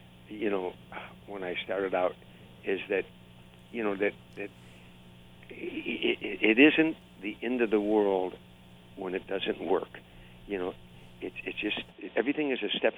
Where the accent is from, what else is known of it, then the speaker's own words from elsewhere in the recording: Harvey, Illinois, United States; I grew up at in Harvey, Illinois, in 1960 area